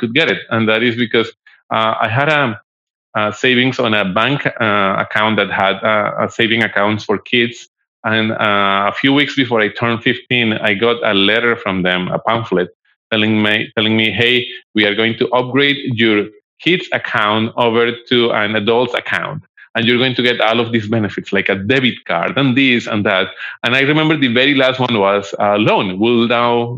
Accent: Bogota, Colombia; I'm originally from Colombia

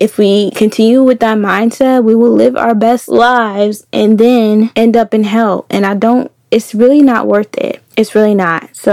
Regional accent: Keysville, Virginia, United States; moved away; I'm from Virginia. Keysville, Virginia, to be specific. I'm a country girl

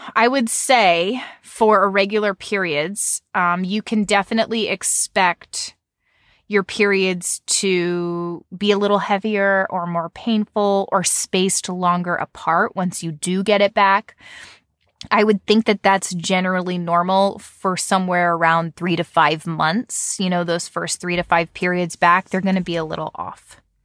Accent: United States; I say Nan 'cause I'm American

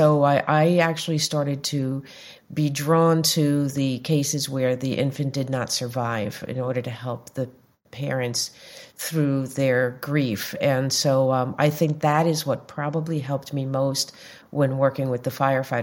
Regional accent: Long Island, New York, United States; also born or lived in Greenwich Village, New York / Brooklyn, New York; I grew up on Long Island. I moved into Greenwich Village in the 70s, and then I moved over to Brooklyn

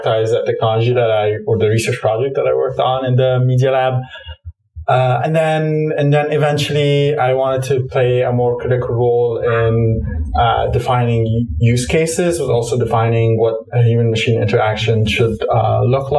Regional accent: Cairo, Cairo Governorate, Egypt; moved away; I grew up in Cairo, Egypt

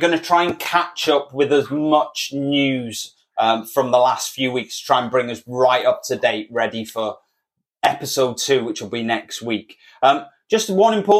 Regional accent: Wales, United Kingdom; We're Welsh

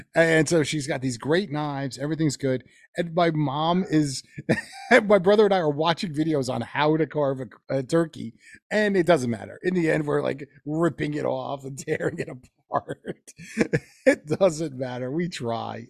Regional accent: Teaneck, New Jersey, United States; my hometown, we would play, and that's in Teaneck, New Jersey

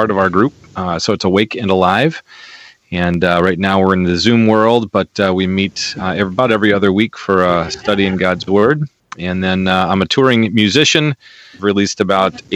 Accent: Milwaukee, Wisconsin, United States; I'm from Milwaukee, Wisconsin.

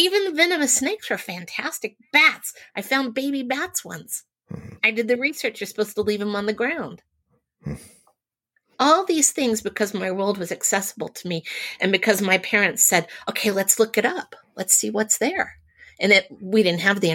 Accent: outside Houston, Texas, United States; I grew up in Texas a long, long time ago, but it was very rural in the community outside of Houston where I lived

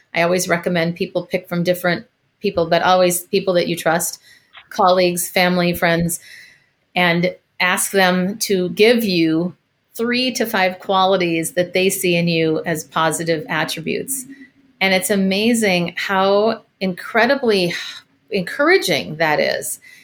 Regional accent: Minneapolis, Minnesota, United States; moved away as an adult; also born or lived in San Francisco; I am originally from Minneapolis

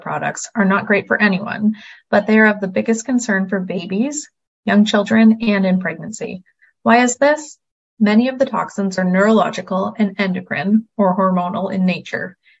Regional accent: Kingston, Ontario, Canada; I was at Queen's University in Kingston, Ontario, which is my hometown

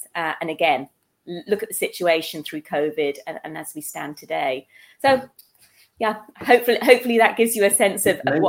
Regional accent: Netherlands; born there; I was born in Holland while my parents were over in the Netherlands on an assignment.

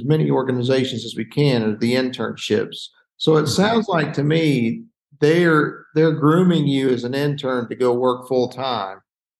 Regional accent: Kentucky, United States; also born or lived in South Carolina; I grew up in Kentucky, but I lived in South Carolina for about 10 years. So I'm kind of a Kentucky Alina.

